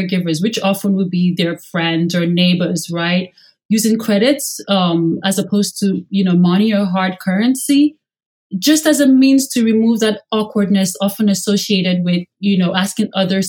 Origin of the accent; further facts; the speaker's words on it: Nigeria; moved away; growing up in Nigeria